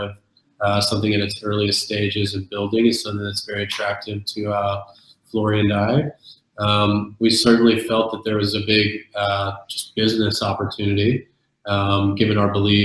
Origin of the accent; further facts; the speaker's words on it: South Texas, United States; now in New York, United States; I'm originally from South Texas.